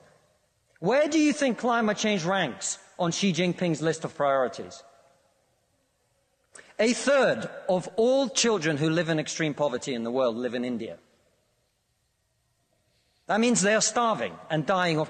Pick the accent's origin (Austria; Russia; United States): Russia; now in United Kingdom; I come from Russia, which is not a poor country